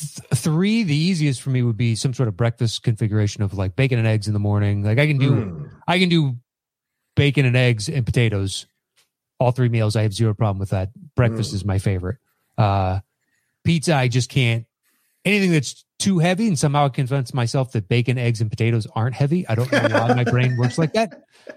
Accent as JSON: {"language": "English", "country": "Australia", "said": "Being Australian with Italian parents, my go-to is what's called a capricosa"}